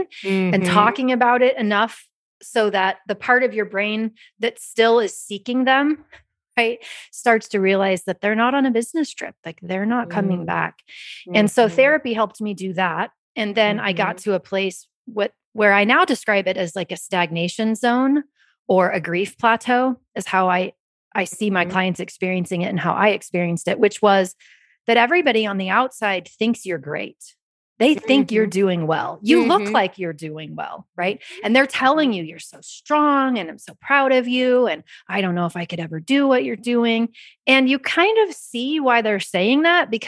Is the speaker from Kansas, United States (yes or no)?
yes; Kansas, United States; I'm from Kansas